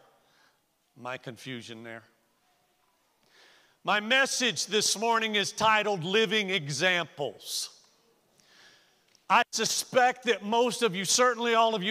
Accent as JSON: {"language": "English", "region": "the South", "country": "United States", "moved": "yes", "said": "I came from the South"}